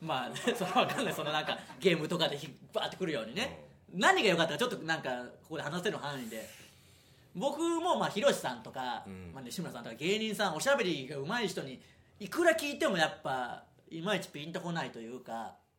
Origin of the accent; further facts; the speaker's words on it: Okayama, Japan; moved away; 我々の地元岡山県の遊園地